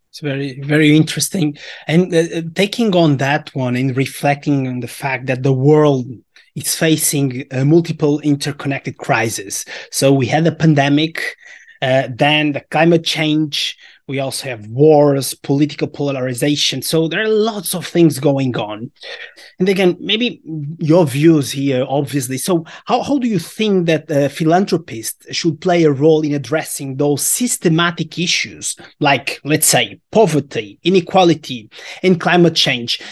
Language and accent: English; Portugal; we are from Portugal